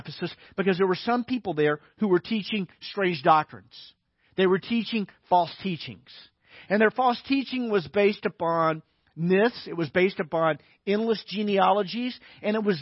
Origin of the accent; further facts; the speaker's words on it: Little Rock, Arkansas, United States; moved away; I grew up in Little Rock, Arkansas